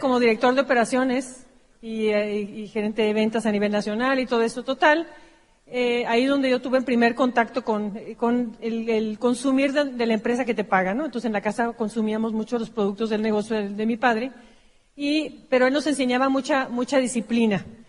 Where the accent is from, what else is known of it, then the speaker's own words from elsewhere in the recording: Mexico City, Mexico; Yo soy originaria de Mexicali, una, ciudad muy pequeña, frontera con Estados Unidos, pero donde está un desierto, un calor impresionante. Así es que nada más nací de ahí, me llevaron corriendo a la Ciudad de México, donde crecí.